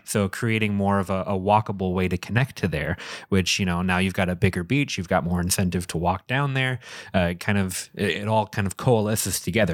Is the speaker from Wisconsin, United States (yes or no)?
yes; St. Francis, Wisconsin, United States; now in Fish Creek, United States; My hometown of Saint Francis